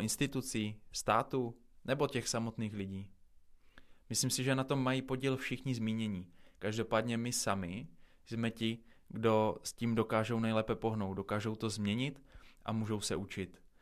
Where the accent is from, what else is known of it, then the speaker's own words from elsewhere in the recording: Czechia; jsme na tom jako Češi